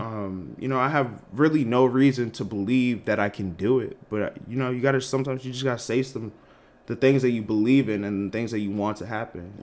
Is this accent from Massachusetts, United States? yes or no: yes; Malden, Massachusetts, United States; moved away as an adult; also born or lived in Lexington, Kentucky; I am from Malden, Massachusetts, like outside of Boston. Undergrad, I went to University of Kentucky because, you know, growing up in around the Boston area